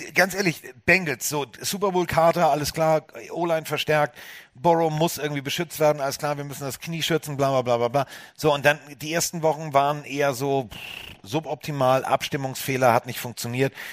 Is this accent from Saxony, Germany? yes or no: no; Hamburg, Germany; Als Hamburger